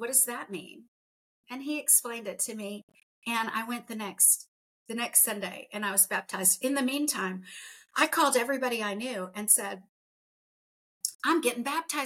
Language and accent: English; United States; I grew up in the United States